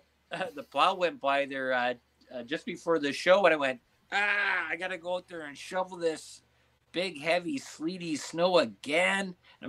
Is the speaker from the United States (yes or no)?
no; Ontario, Canada; I'm from Ontario